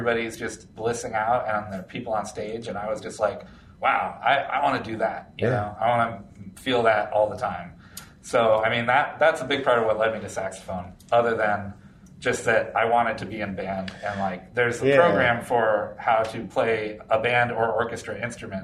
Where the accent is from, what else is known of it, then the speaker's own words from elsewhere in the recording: Florida, United States; I grew up in Florida.